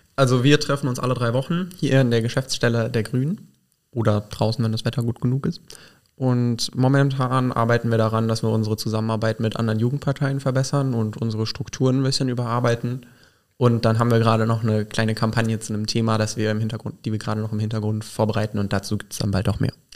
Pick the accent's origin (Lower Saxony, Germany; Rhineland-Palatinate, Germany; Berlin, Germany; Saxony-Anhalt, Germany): Rhineland-Palatinate, Germany; Burgschwalbach